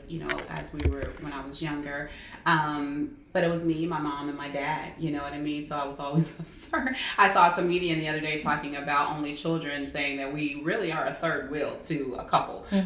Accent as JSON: {"language": "English", "town": "Atlanta", "region": "Georgia", "country": "United States", "tie": "born or raised there", "also_born_or_lived": "Tallahassee, Florida", "said": "I am from Atlanta. Well, I'm from Tallahassee, Florida, originally, but I grew up here in Atlanta, basically in the Stone Mountain area."}